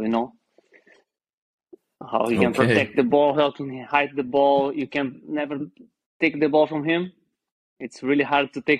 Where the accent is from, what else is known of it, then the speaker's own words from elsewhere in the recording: Rio Grande do Sul, Brazil; English is a second language; moved away as an adult; now in Iceland; I'm from South Brasil, Rio Grande do Sul, big river